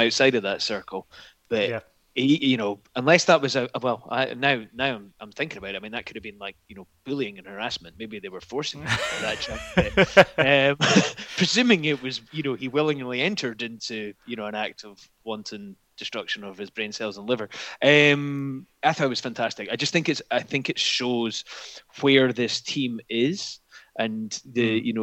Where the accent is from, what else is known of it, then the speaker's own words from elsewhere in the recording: Scotland, United Kingdom; I'm Scottish